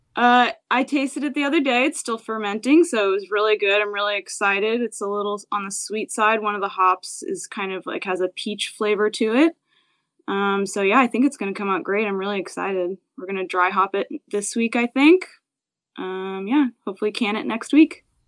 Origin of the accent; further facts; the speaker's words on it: New Jersey, United States; moved away as an adult; also born or lived in Philadelphia / New York / Hawaii / California; now in San Diego, United States; I grew up in New Jersey, um, and I was there until I went to college in Philadelphia.